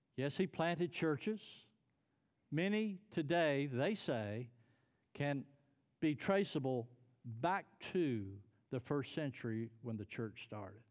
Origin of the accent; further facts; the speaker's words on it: United States; I'm a Christian. I'm an American.